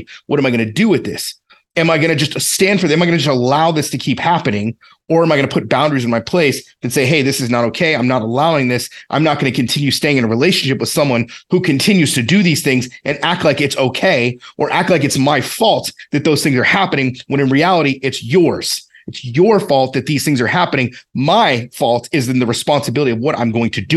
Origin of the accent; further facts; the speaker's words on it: the South, United States; I grew up in the South. It's the way we talked, I guess.